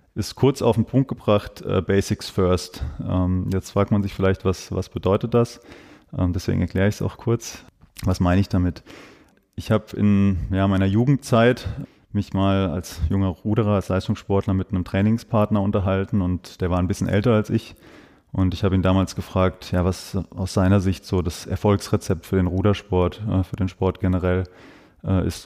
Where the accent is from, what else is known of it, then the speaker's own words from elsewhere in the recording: Breisach, Baden-Württemberg, Germany; also born or lived in Freiburg; ich bin zwar in Freiburg geboren, ich bin ein Freiburger Bobbele, wie man, wie man so schön sagt. Ich bin im St. Elisabethen Krankenhaus zur Welt gekommen, bin aber in Breisach, Breisach-Niederremsingen aufgewachsen